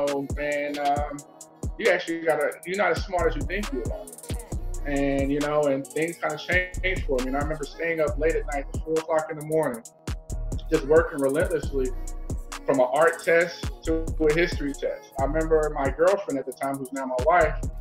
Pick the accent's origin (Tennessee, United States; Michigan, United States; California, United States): Tennessee, United States; Nashville; now in St. Louis, United States; I'm here from St. Louis, Missouri, but I'm originally from Nashville, Tennessee.